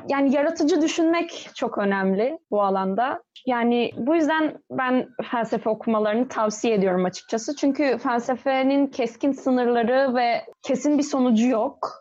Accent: İzmir, Turkey; 1995 e, yılında İzmir'de doğdum.

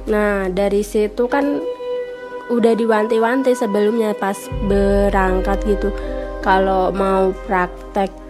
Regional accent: Pati, Central Java, Indonesia; Saya berasal dari Pati

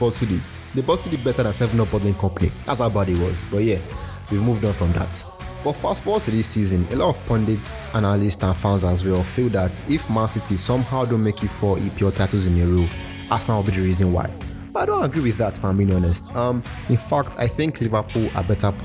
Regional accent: Nigeria; I'm Nigerian

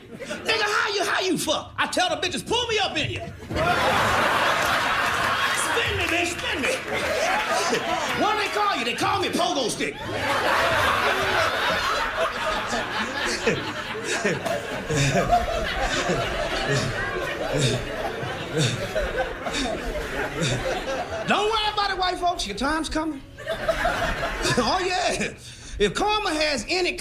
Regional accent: Kansas City, Missouri, United States; I'm from Kansas City, Missouri

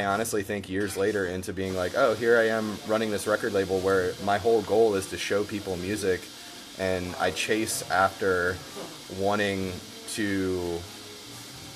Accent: New Orleans, Louisiana, United States; growing up here in the city, I mean, well, I grew up in the West Bank

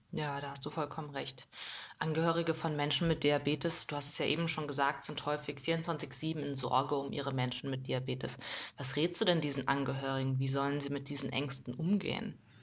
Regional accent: Mainz, Rhineland-Palatinate, Germany; wir kommen beide aus Mainz

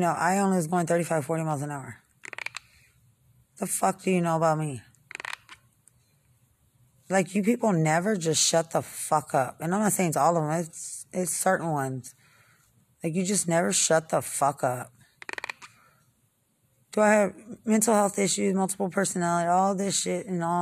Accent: Lubbock, Texas, United States; I'm from Lubbock

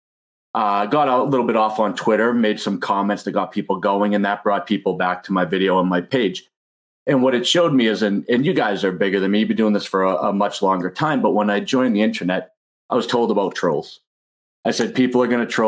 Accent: Boston, Massachusetts, United States; I'm from Boston

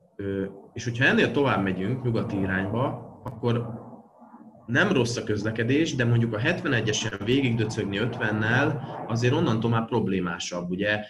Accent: Veszprém, Veszprém County, Hungary; nagy lokárpatrióta vagyok, mert alapvetően Veszprémi vagyok

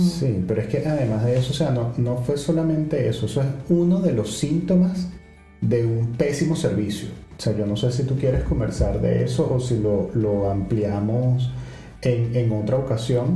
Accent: Venezuela; moved away as an adult; also born or lived in Ecuador; now in Lisbon, Portugal; desde que salimos de Venezuela el pasaporte venezolano fue una ventaja

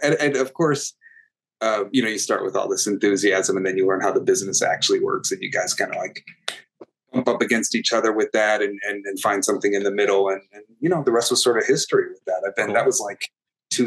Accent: United States; also born or lived in New York; I was raised with a very strong sense of myself as Arab American, as Muslim American

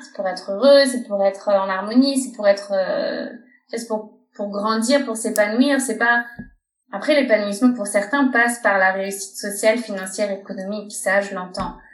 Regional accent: France; moved away as an adult; now in Barcelona, Spain; je suis française, je vis à Barcelone depuis 5 ans.

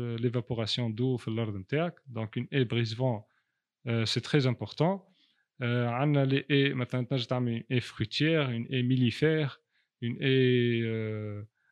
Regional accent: Tunisia; عندنا في تونس

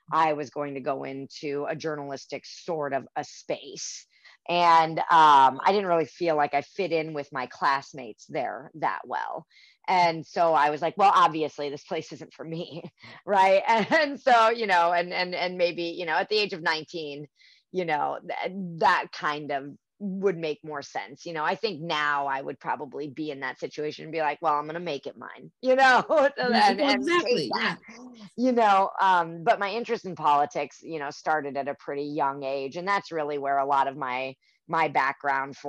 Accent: Germany; moved away; I'm from Germany.

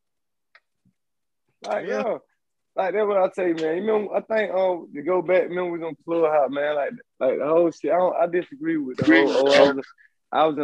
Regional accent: the South, United States; I'm from the South

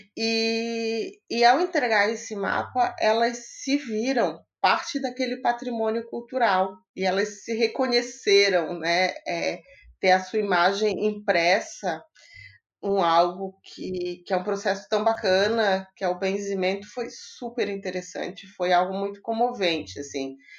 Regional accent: Imbituba, Santa Catarina, Brazil; now in Florianópolis, Brazil; eu sou de Imbituba, aqui pertinho no sul de Santa Catarina, pertinho de Florianópolis, mas moro aqui há um tempão.

